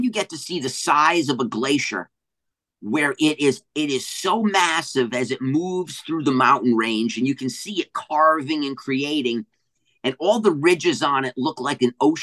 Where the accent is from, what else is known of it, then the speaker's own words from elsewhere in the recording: New England, Rhode Island, United States; also born or lived in Hawaii / Bay Area, California / Humboldt, California; now in Northern California, United States; I grew up in New England on the coast